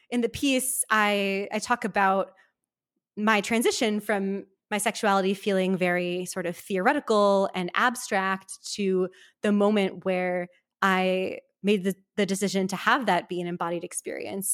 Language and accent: English; Milwaukee, Wisconsin, United States; moved away; I grew up in Milwaukee, Wisconsin, in a sort of modern Orthodox upbringing